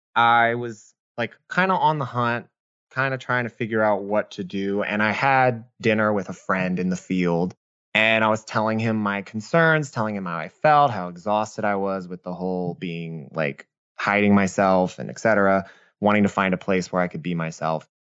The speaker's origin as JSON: {"language": "English", "town": "New Orleans", "region": "Louisiana", "country": "United States", "tie": "born or raised there", "said": "I was born and raised in New Orleans."}